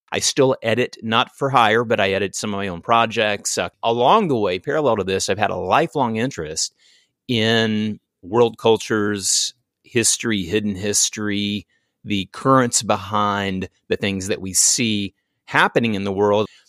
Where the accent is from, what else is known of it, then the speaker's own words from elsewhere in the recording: American South, United States; I was born and raised in the American South